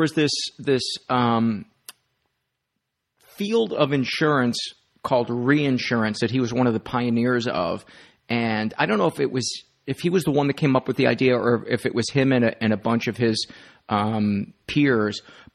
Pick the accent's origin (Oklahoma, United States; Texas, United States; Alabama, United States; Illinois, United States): Illinois, United States; Homewood; I grew up in Homewood, went to St. Joe's grade school, and then went to the high school we shared with Flossmoore.